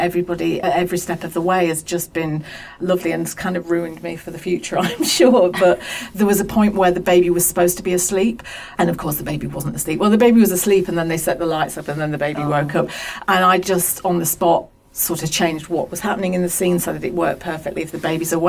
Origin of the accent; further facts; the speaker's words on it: Pendle, North West England, United Kingdom; I come from Pendle